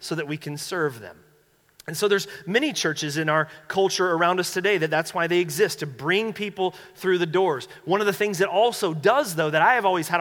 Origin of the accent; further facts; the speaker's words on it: North Carolina, United States; moved away; I'm from North Carolina